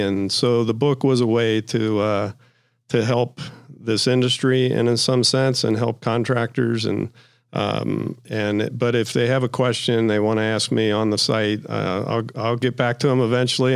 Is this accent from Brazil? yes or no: no; Ohio, United States; I'm from Ohio